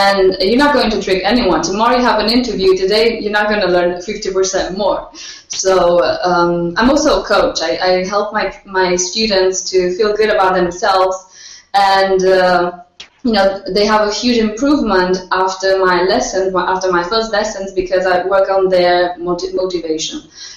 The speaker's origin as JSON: {"language": "English", "country": "Romania", "second_language": "English", "moved": "as an adult", "lives_now": "Alicante, Spain", "said": "I come from Romania. So it's where I started learning English"}